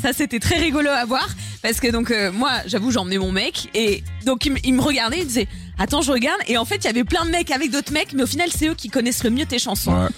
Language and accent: French; Bordeaux, Nouvelle-Aquitaine, France; Je viens de Bordeaux